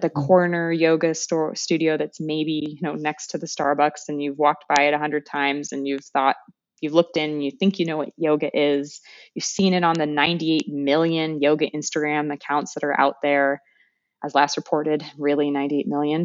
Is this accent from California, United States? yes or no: yes; California, United States; moved away as an adult; also born or lived in France / Calais, France / Cambodia; now in Des Moines, United States; I'm from California